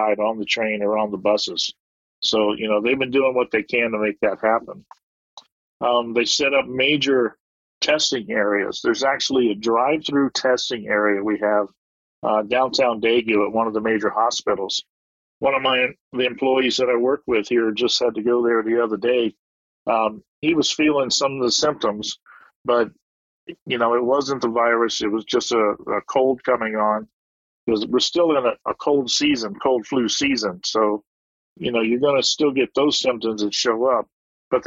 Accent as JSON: {"language": "English", "country": "United States", "moved": "as an adult", "lives_now": "Waegwan, South Korea", "said": "as an American being over here"}